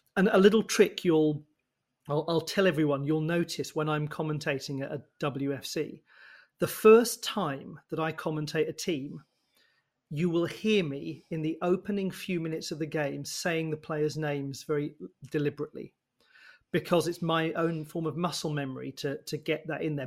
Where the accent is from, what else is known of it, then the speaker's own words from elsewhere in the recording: United Kingdom; being British